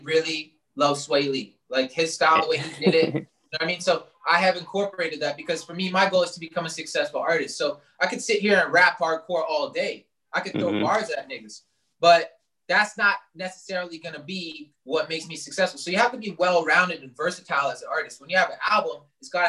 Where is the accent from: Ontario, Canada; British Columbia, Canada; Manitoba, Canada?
Ontario, Canada; Toronto; also born or lived in Brampton / Oakville; I was born in Brampton, but never really lived there, just born there. But I was raised in Etobicoke, that's Toronto.